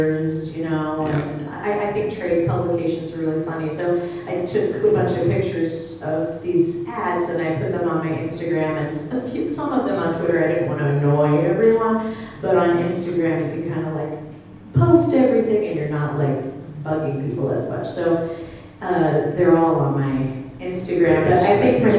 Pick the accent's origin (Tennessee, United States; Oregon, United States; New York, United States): Oregon, United States; Portland; I grew up in Portland, Oregon